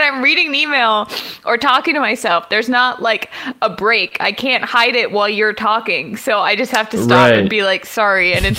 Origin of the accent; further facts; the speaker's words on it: Houston, Texas, United States; I was born and raised in Houston, and like many emotionally stunted men, my relationship with my father is 90% based on our local sports teams.